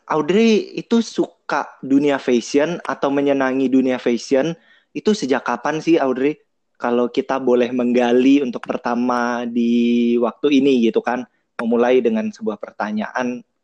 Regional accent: Sumatra, Indonesia; now in Jakarta, Indonesia; aku orang Sumatera, tapi aku tinggal di di Jakarta sih aku domisilinya di Jakarta

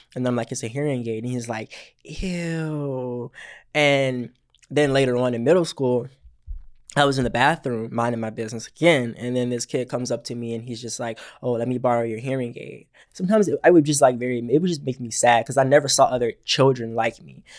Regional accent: Georgia, United States; moved away; I am from Georgia originally

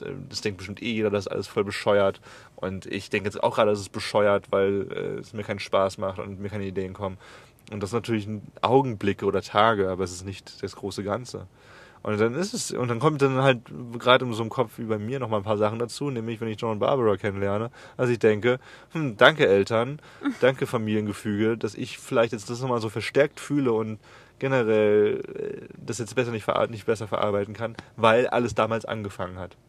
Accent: Germany; moved away; dass ich nach Deutschland zurückgehe und, m, bei meiner Mutter lebe

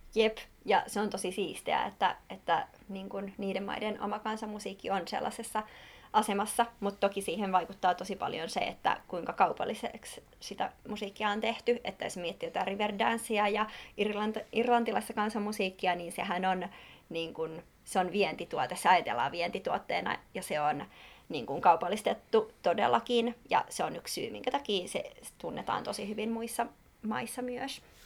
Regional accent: Espoo, Uusimaa, Finland; Mä oon Espoosta kotosin

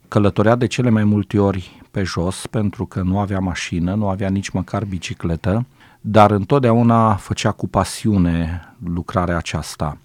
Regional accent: a village around Făget, Timiș County, Romania; ne-a luat pe noi copiii din satele din prejurul Făgetului

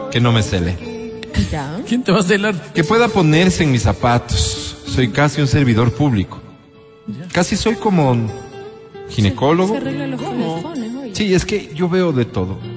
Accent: Riobamba, Chimborazo, Ecuador; born there; mi abuelo nació en la Tacunga, mi papá nació en Guanujo, y yo que soy lo más español de la familia que nací en Riobamba, provincia de Chimborazo.

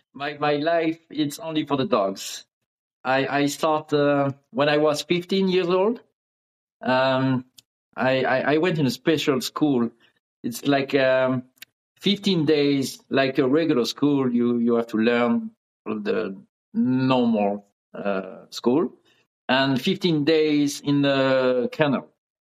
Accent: near Lyon, Auvergne-Rhône-Alpes, France; first language French; English is a second language; moved away as an adult; also born or lived in South of France; now in Miami, United States; In this area, close to Lyon, in the middle of France.

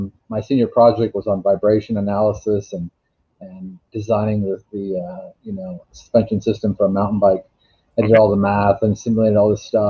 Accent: Alaska, United States; I went up to Fairbanks, which is the real engineering school where I grew up in Alaska

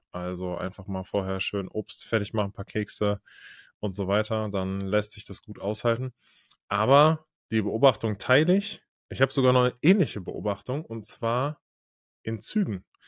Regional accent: North Rhine-Westphalia, Germany; moved away; Als man noch in NRW gewohnt hat

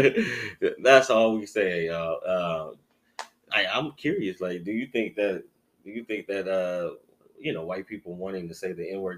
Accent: Detroit, Michigan, United States; I'm from Detroit

